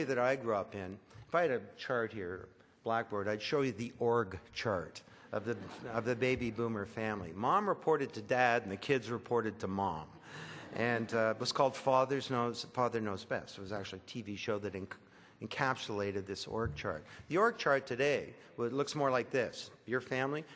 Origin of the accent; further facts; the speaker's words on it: Orillia, Ontario, Canada; I was raised in Orillia.